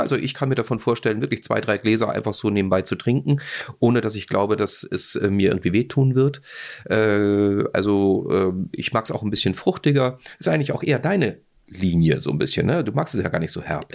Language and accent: German; Austria; ich als Österreicher